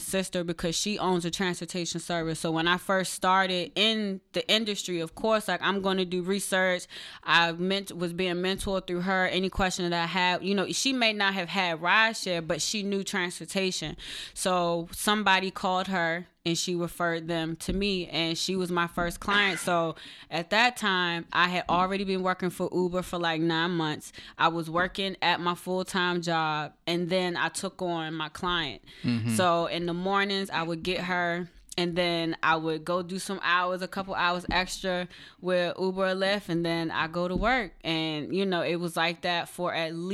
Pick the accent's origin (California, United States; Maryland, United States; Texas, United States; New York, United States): Maryland, United States; now in Baltimore, United States; I'm from Maryland. Mm. I grew up in Prince George's County and Anne Arundel County, and now I live in Baltimore